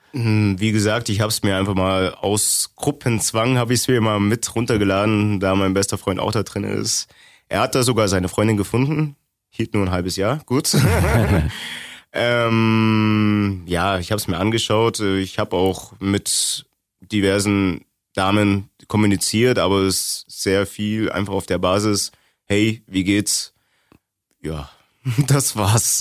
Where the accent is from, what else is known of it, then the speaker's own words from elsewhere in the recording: Augsburg, Bavaria, Germany; also born or lived in East Germany; Ich bin seit 99 in Augsburg. 93er Jahrgang, sprich, ich bin mit sechs nach Augsburg gewandert.